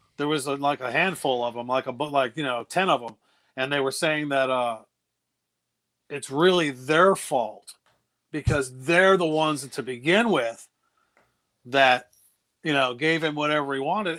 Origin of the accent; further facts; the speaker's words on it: New Bern, North Carolina, United States; moved away as an adult; also born or lived in Los Angeles / Baltimore; I lived in New Bern for most of my life